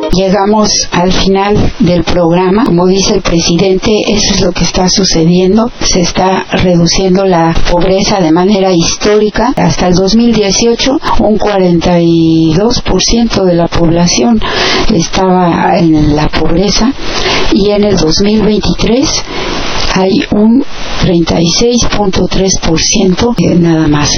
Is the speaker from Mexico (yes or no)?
yes; Mexico; now in United States; nosotros como mexicanos